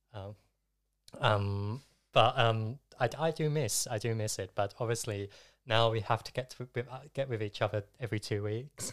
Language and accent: English; Essex, East of England, United Kingdom; I'm from Essex, but regularly spend time in London.